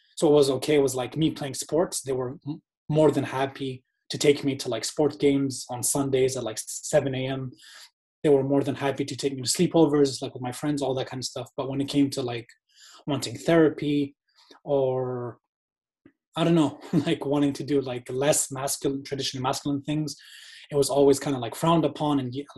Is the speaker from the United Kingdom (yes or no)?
no; Malaysia; moved away as an adult; also born or lived in Indonesia; so I was born in Indonesia. And then when I was like 1 year old, I moved to Malaysia. And I lived in Malaysia from 1 year old up until 20 years old.